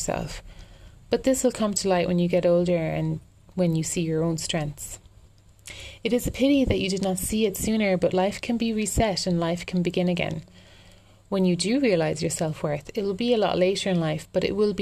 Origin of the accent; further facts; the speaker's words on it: Ireland; also born or lived in London; I'm an Irish girl